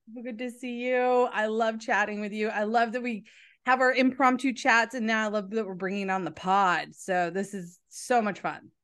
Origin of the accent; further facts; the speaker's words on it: New England, United States; I'm from New England